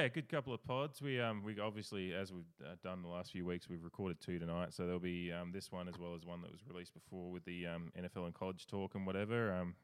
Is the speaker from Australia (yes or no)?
yes; Adelaide, South Australia, Australia; born or raised there